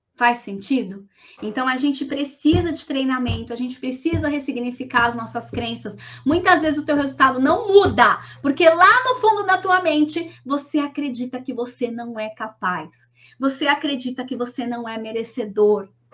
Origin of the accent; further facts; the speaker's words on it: Guarulhos, São Paulo, Brazil; eu sou de Guarulhos, nasci numa família muito simples